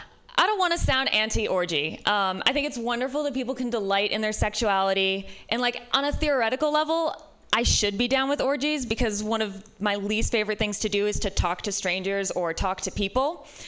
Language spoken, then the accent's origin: English; Midwest, United States; now in San Francisco, United States; I'm from the Midwest, which might be part of it.